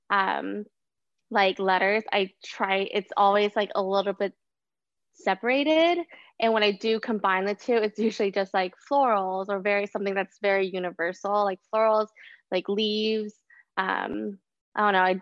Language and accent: English; Austin, Texas, United States; now in Brooklyn, United States; Um I am an illustrator, muralist, curator of all sorts of things. I'm from Austin and now living in Brooklyn, New York.